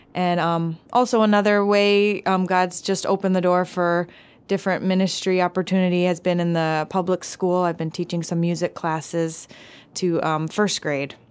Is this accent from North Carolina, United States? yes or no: no; Milwaukee, Wisconsin, United States; moved away as an adult; now in Palau; I grew up in Milwaukee, Wisconsin